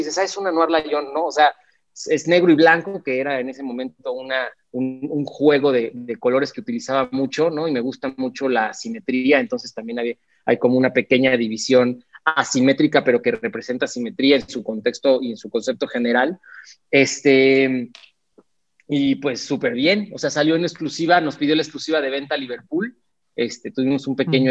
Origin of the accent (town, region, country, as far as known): Mexico